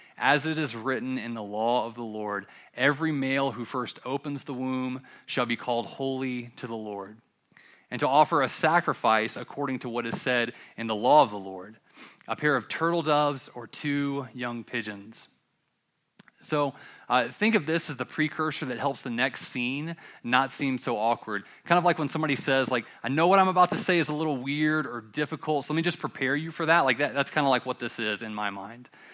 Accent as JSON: {"language": "English", "town": "Columbia", "region": "South Carolina", "country": "United States", "tie": "born or raised there", "said": "I'm from Columbia, South Carolina"}